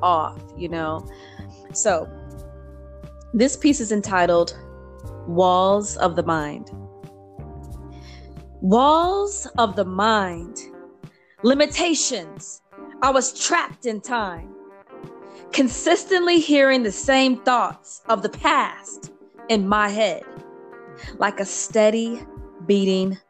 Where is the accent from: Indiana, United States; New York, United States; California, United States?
Indiana, United States; moved away as an adult; now in Texas, United States; I am originally from Indiana. I relocated to Texas in 2015.